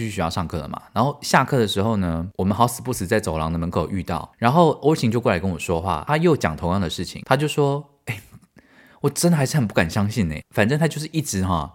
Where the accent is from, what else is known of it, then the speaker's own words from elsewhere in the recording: Taiwan; moved away as an adult; 我台湾人